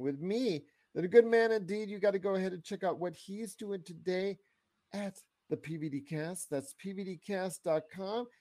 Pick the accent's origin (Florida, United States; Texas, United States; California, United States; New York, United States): California, United States; Inglewood; my birthplace is Inglewood, California